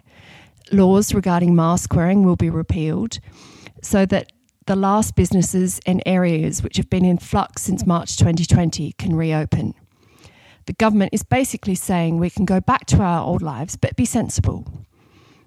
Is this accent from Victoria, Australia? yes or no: no; Sydney, New South Wales, Australia; moved away as an adult; now in London, United Kingdom; I'm originally from Sydney, Australia, but have been based in London since 2008.